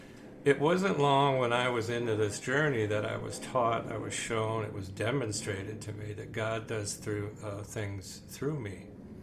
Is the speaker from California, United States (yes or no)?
no; Wisconsin, United States; born there; I'm going to use an expression which is going to give away the fact that I'm old and I was born in Wisconsin, but holy cow.